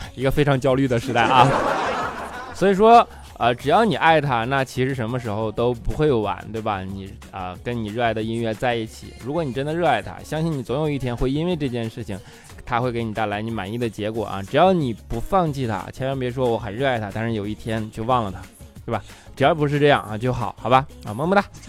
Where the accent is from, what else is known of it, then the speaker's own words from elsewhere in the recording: Northeast China, China; 他们都知道我东北人